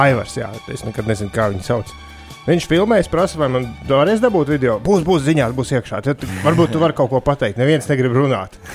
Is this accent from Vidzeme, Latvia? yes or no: yes; Vidzeme, Latvia; es kā vidzemnieks